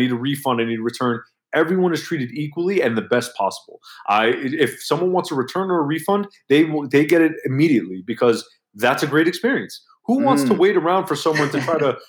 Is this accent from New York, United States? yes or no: yes; New York, United States; I'm 33 years old. I'm from New York